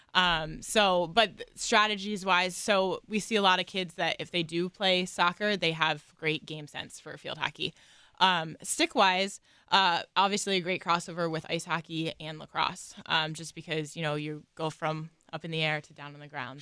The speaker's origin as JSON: {"language": "English", "town": "Watsontown", "region": "Pennsylvania", "country": "United States", "tie": "born or raised there", "also_born_or_lived": "Reading, Pennsylvania", "said": "I grew up in a really small town in Watson Town, Pennsylvania"}